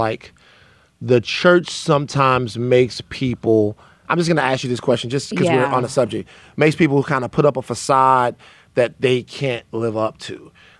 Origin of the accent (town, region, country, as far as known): Southern Louisiana, United States; born or raised there